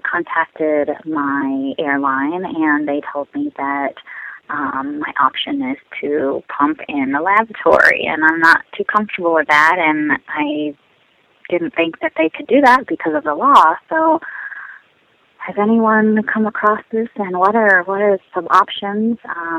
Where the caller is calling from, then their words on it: San Diego, California, United States; I'm calling from San Diego, California, and I am a flight attendant